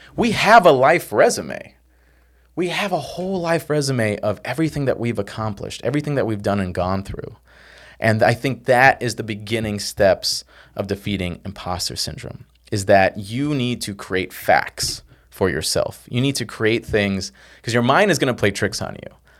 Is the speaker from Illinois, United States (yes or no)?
yes; Chicago, Illinois, United States; I came from South Side Chicago, from nowhere.